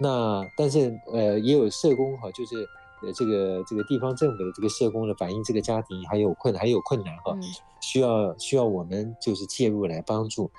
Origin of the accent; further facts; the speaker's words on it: Taiwan; 因为我们台湾人很有爱心啊